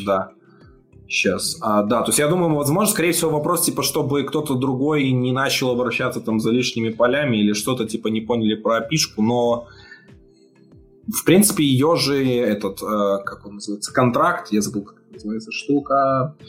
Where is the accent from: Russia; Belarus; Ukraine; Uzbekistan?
Belarus; я из Беларуси, мы привыкли тут считать в долларах все